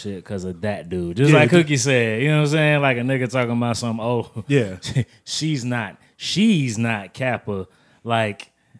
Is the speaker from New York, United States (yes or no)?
no; North Carolina, United States; I come from North Carolina